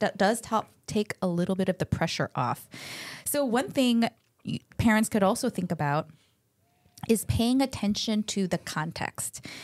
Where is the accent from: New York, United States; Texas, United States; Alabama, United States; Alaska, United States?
New York, United States; Buffalo; also born or lived in Chicago, Illinois; now in California, United States; I was born in Chicago, but grew up mostly ele-, late elementary, middle school, and high school in Buffalo, New York